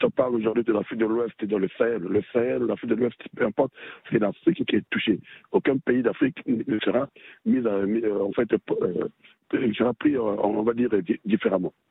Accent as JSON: {"language": "French", "country": "Libya", "said": "et ils ont commencé chez nous en Libye."}